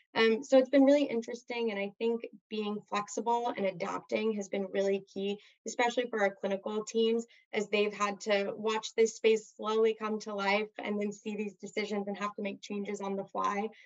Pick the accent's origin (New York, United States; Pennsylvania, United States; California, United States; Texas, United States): California, United States; Southern; growing up in Southern California. There's just so much to do here that's active